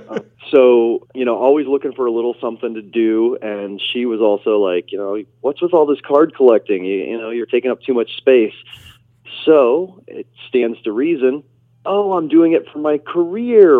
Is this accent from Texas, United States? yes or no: no; Nebraska, United States; I was raised in Nebraska